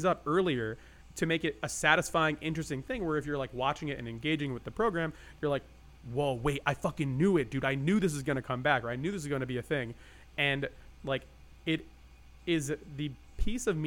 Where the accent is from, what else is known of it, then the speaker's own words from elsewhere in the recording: New Jersey, United States; also born or lived in Japan; now in California, United States; I live in California. I grew up in Jersey.